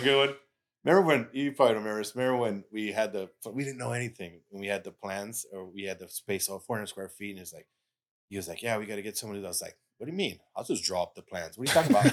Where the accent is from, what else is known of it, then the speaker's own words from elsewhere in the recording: United States; also born or lived in Detroit; I'm from Austin Heights, like, what, twenty minutes away from here